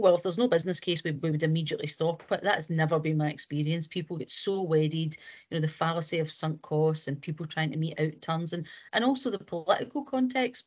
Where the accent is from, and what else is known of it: Scotland, United Kingdom